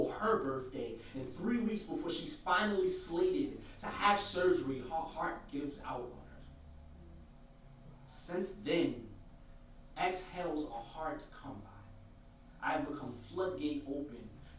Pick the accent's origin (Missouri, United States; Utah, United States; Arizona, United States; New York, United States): New York, United States; New York City; I'm from Brooklyn